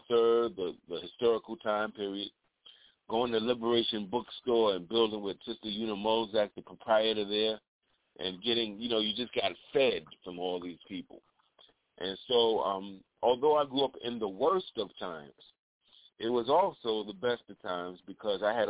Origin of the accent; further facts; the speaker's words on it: New York City, New York, United States; I grew up in Harlem in the 80s, during the crack era and the Reagan administration in the United States